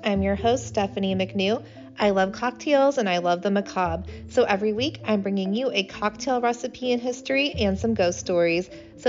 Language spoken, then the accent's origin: English; Midwest, United States; Maybe because I'm from the Midwest and I grew up in the middle of nowhere, and it was like 20 minutes to go to the grocery store anyway